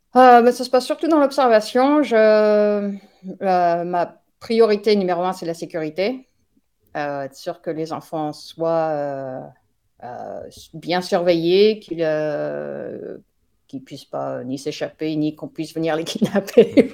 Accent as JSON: {"language": "French", "country": "France", "moved": "as an adult", "lives_now": "United States", "said": "je suis française qui vit actuellement aux États-Unis depuis 1998"}